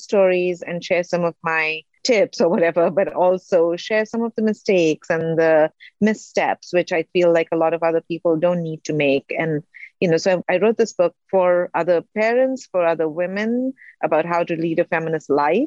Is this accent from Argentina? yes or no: no; India; moved away as an adult; also born or lived in Singapore; now in United States; I'm from India.